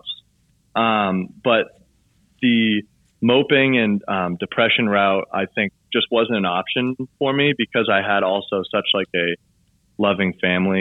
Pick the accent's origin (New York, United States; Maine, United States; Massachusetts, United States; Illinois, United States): Maine, United States; Southern; growing up in Southern Maine where it's just all outdoor activities.